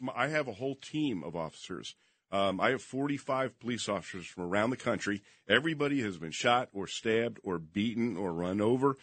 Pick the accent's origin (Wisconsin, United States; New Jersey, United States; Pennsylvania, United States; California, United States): New Jersey, United States; Princeton; born or raised there; moved away as an adult; also born or lived in Las Vegas, Nevada